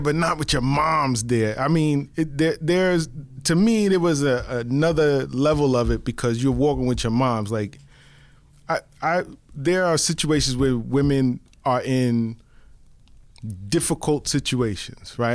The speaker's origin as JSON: {"language": "English", "town": "New York City", "region": "New York", "country": "United States", "tie": "born or raised there", "said": "I grew up in the Bronx, one hundred thirty-eighth Street and Third Avenue"}